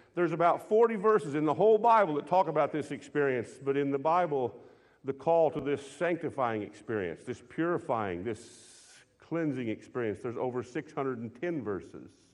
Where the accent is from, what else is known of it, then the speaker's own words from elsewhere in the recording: United States; I was raised in a country where we're American men